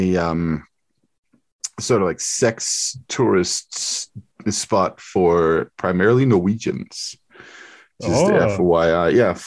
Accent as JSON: {"language": "English", "country": "Denmark", "moved": "as an adult", "lives_now": "United States", "said": "a fact about my home country, Denmark."}